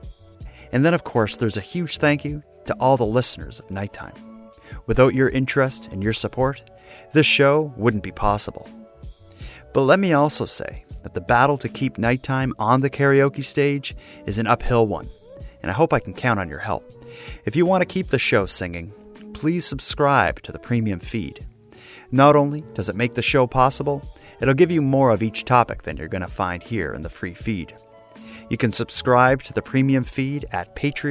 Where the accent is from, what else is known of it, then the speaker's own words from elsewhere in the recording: Cape Breton, Nova Scotia, Canada; growing up in Cape Breton in the 80s